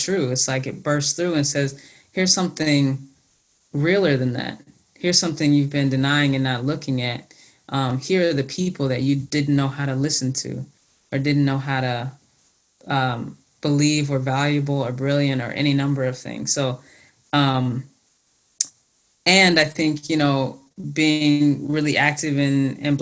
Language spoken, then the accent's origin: English; the South, United States; growing up in the South